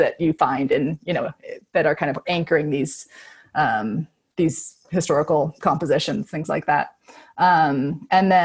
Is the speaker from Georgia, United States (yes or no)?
no; Boulder, Colorado, United States; also born or lived in Seattle / California; No, from Colorado. I'm from Boulder